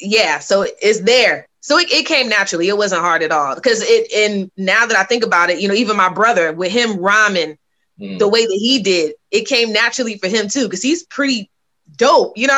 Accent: Virginia Beach, Virginia, United States; moved away as an adult; now in Atlanta, United States; I grew up in Virginia Beach

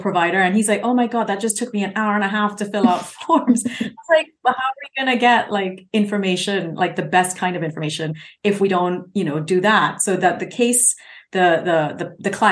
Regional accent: Trinidad & Tobago; also born or lived in United Kingdom; now in San Diego, United States; I lived in the UK for 20 years. I'm now in San Diego. I grew up in Trinidad

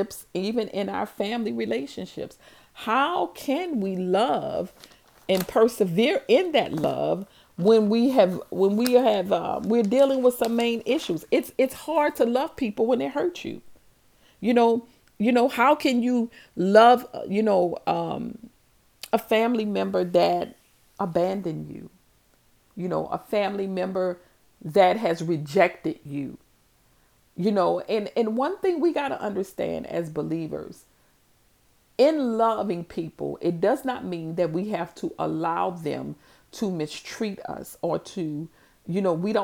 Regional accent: New Orleans, Louisiana, United States; growing up in New Orleans and in my neighborhood

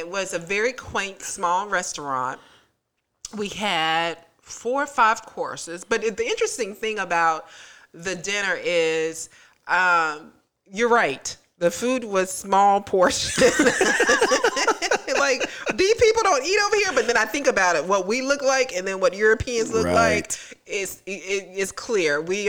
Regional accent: Tallahassee, Florida, United States; I love Tallahassee, but I'm not sure if we have a Michelin in Tallahassee.

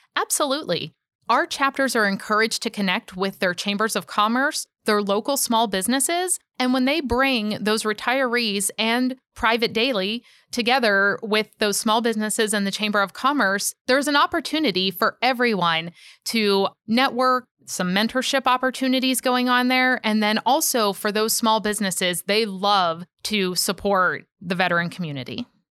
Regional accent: Pittsburgh, Pennsylvania, United States; moved away; I actually grew up in Pittsburgh, Pennsylvania

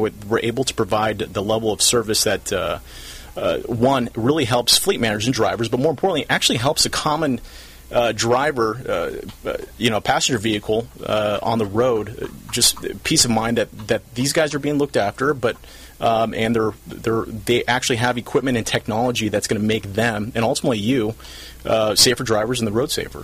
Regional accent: South Orange County, California, United States; I'm from South Orange County. Grew up here when it was far different.

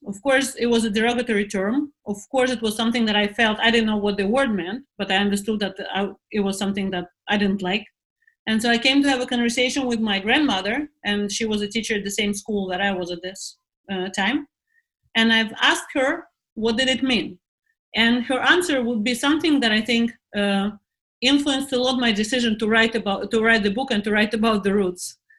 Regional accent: Moscow, Russia; accent: American; English is a second language; moved away as an adult; also born or lived in London; now in Israel; And I come from Moscow. I come from a cold climate.

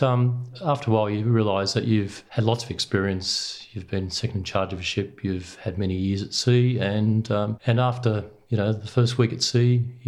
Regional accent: Sydney, New South Wales, Australia; I grew up in Sydney, and my dad had a fishing boat, then a sailing boat, and we sailed on Sydney Harbour.

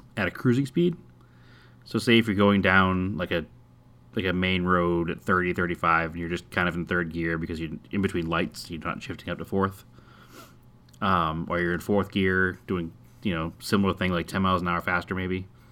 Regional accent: Massachusetts, United States; now in Arizona, United States; I'm from Massachusetts

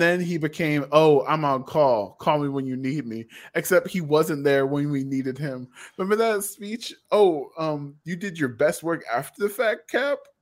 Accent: United States; we're Americans

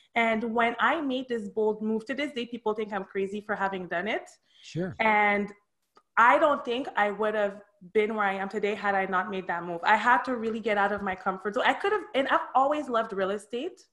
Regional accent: Montreal, Quebec, Canada; moved away as an adult; also born or lived in Miami; now in Boca Raton, United States; I was born and raised in Montreal

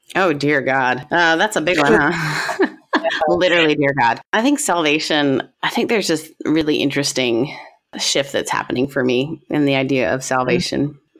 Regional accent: Canada; I am like Canadian to my core

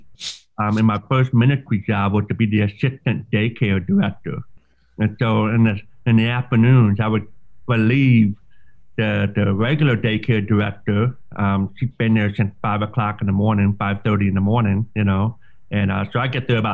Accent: Troy, Michigan, United States; also born or lived in Royal Oak, Michigan / Pensacola, Florida; actually grew up for the most part of my life in Troy. Northern Troy.

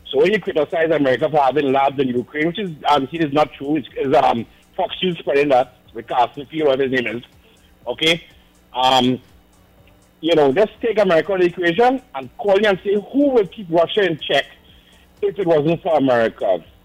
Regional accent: Trinidad & Tobago; moved away as an adult; now in United States; I'm from Trinidad

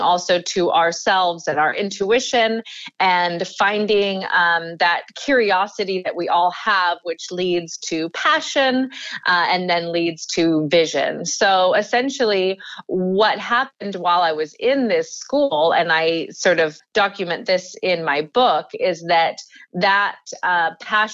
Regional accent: Washington, United States; now in Bay Area, California, United States; I'm from Washington State, so a rural area where my family, we grew our own food, and my mother always raised us pretty close to the land

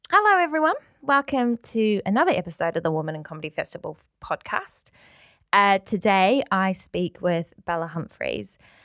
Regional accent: New Zealand; now in Manchester, United Kingdom; I'm from New Zealand. I'm from Aotearoa, so rugby, like the Welsh, is in our veins.

